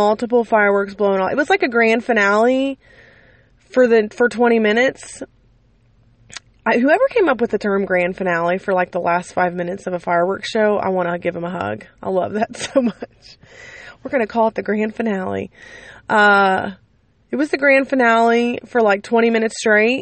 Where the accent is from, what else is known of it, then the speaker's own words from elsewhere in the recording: United States; I love my country, and I love being an American